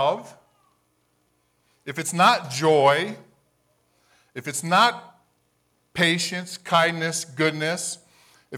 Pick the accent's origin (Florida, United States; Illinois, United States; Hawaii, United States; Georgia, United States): Hawaii, United States; moved away as an adult; now in Colorado, United States; I grew up in Hawaii, and I came to Colorado